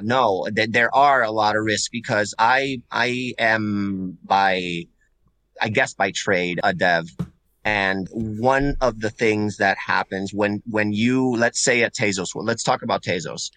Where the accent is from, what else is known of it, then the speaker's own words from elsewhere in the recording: Puerto Rico; first language Spanish; English is a second language; now in Massachusetts, United States; I'm originally from Puerto Rico